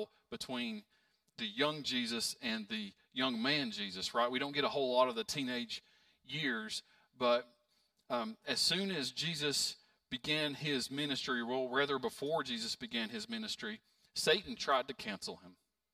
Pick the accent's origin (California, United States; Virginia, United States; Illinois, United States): Virginia, United States; Pound; moved away; I'm from Pound, very small town.